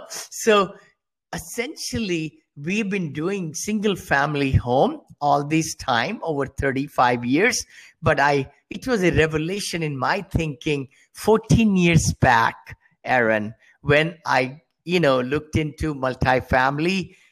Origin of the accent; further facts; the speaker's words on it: India; moved away as an adult; I came from India many years back, with a little bit money, $7.